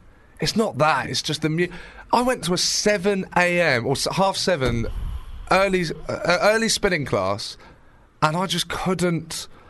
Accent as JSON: {"language": "English", "town": "Brighton", "region": "South East England", "country": "United Kingdom", "tie": "born or raised there", "said": "my hometown Brighton"}